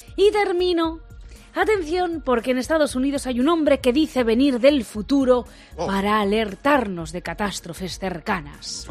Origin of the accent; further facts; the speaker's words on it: Garcinarro, Castilla-La Mancha, Spain